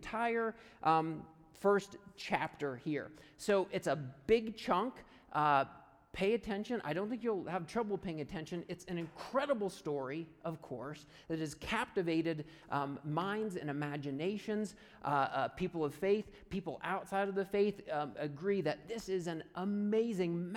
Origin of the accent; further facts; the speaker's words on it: right outside of Punxsutawney, Pennsylvania, United States; moved away; I grew up right outside of Punxsutawney, Pennsylvania